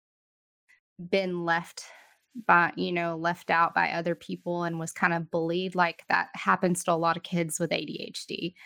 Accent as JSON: {"language": "English", "region": "Texas", "country": "United States", "tie": "born or raised there", "moved": "yes", "said": "growing up in our small Texas town, it's going to bring my accent back out"}